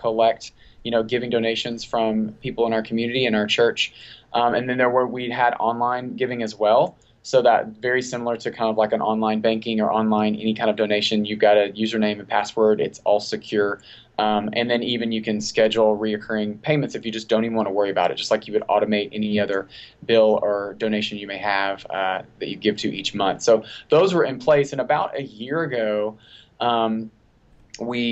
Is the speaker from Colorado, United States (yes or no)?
no; Texas, United States; now in Tennessee, United States; I was born and raised in Texas.